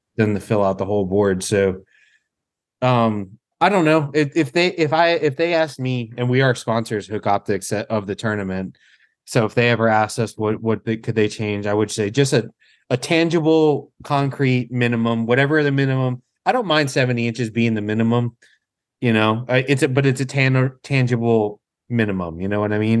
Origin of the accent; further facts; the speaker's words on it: Ocean City, Maryland, United States; to have it right in my hometown